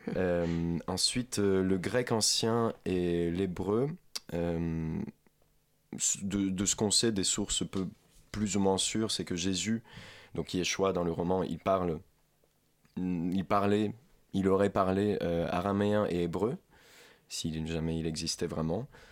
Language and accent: French; Ukraine; French is a second language; now in France; ukrainien, parce que je suis ukrainien, je ne suis pas français